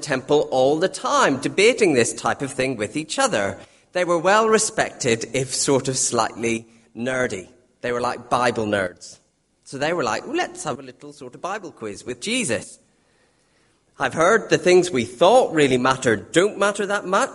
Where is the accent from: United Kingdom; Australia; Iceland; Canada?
United Kingdom; Northern Ireland; being Northern Irish